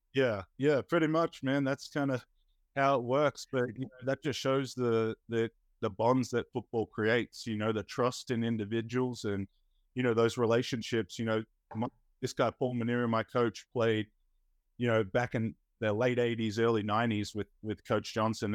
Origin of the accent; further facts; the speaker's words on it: Melbourne, Victoria, Australia; moved away; I grew up in Australia